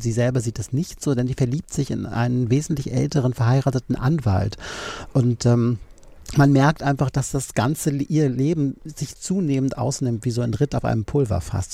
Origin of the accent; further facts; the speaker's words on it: Düsseldorf, North Rhine-Westphalia, Germany; moved away; Ich bin ursprünglich aus Düsseldorf